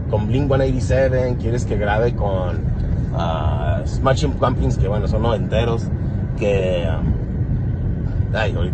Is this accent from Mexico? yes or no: yes; Mexico; Porque así somos los mexicanos, maricón y joto es una palabra denostante.